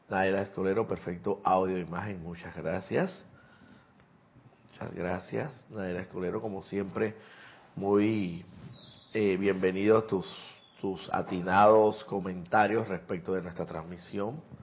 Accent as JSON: {"language": "Spanish", "town": "Santiago de Veraguas", "region": "Veraguas", "country": "Panama", "tie": "born there", "said": "Soy nacido también en Santiago de Veraguas."}